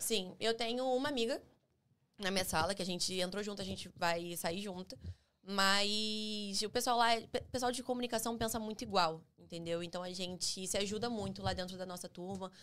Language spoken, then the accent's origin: Portuguese; Rio de Janeiro, Brazil; eu nasci em Bangu